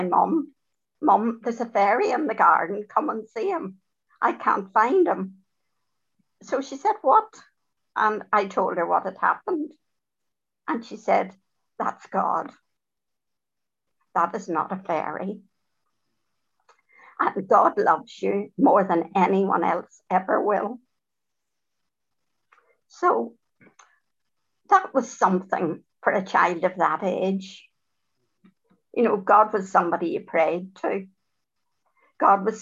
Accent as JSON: {"language": "English", "town": "Dublin", "region": "Leinster", "country": "Ireland", "tie": "born or raised there", "said": "I was born in Dublin."}